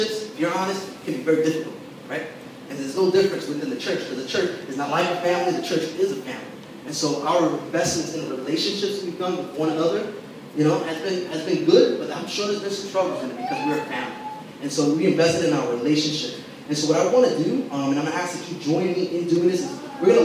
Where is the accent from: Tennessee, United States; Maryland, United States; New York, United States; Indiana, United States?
New York, United States; New York City; I grew up in Brooklyn, never lived anywhere else outside the city